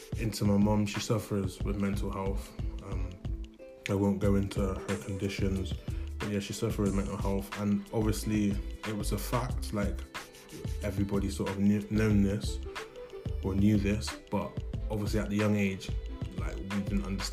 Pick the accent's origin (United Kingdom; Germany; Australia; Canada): United Kingdom; Bristol, South West England; I was born in Bristol, 1994